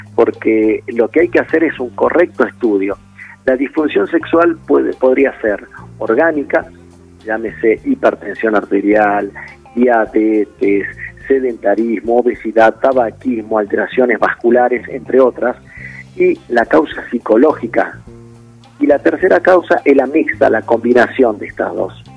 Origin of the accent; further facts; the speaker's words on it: Metán, Salta, Argentina; now in Salta, Argentina; yo soy de Metán, de Metán